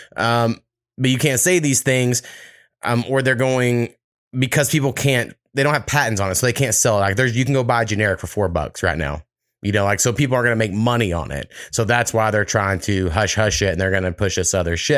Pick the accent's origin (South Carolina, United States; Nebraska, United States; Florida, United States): Nebraska, United States; moved away; when I was growing up in Nebraska